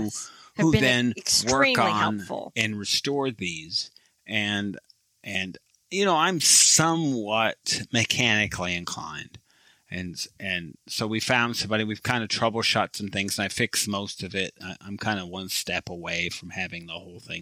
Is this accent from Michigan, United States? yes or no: yes; Michigan, United States; moved away; Michigan, my home state